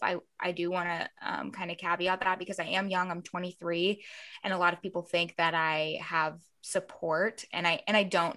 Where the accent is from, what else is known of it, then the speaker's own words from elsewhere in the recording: Columbus, Ohio, United States; moved away as an adult; also born or lived in Florida; now in Los Angeles, United States; I, I grew up in Ohio and then moved to Florida and then moved back to Ohio.